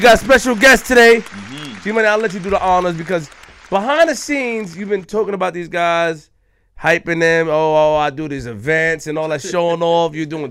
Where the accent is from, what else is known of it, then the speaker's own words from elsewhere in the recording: Queens, New York, United States; I'm from Queens.